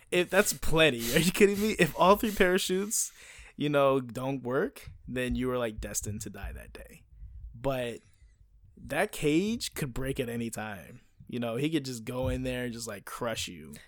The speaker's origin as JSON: {"language": "English", "country": "United States", "moved": "yes", "said": "I'm an American and I grew up on baseball"}